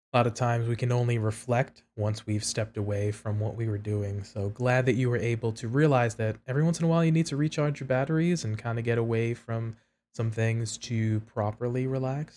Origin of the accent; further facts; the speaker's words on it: New York City, New York, United States; raised in the Northeast, originally from New York City, New York